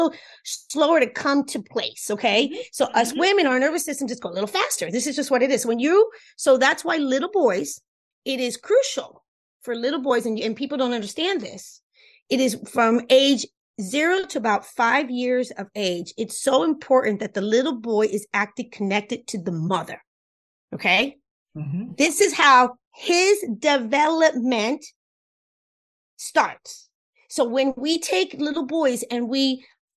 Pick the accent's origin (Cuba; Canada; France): Cuba; first language Spanish; English is a second language; That's my first language. I'm Cuban.